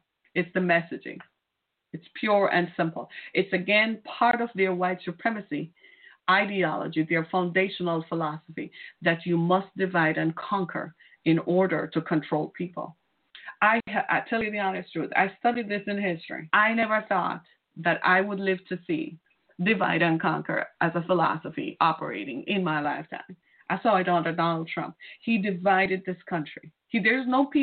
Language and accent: English; Jamaica; now in United States; I'm from Jamaica.